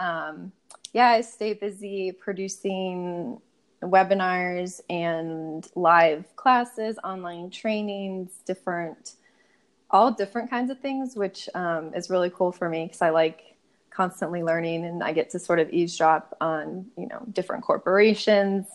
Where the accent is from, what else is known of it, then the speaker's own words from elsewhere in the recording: Cincinnati, Ohio, United States; moved away as an adult; now in Ludlow, United States; I'm from Cincinnati.